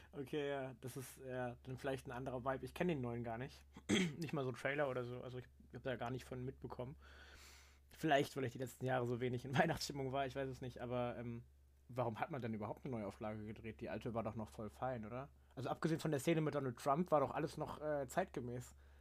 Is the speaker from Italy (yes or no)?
no; Germany; als Deutscher